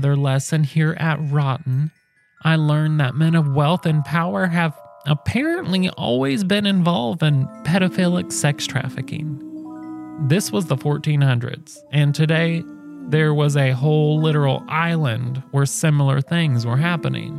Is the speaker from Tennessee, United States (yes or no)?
no; Indiana, United States; I come from Indiana, where cooking with olive oil is fancy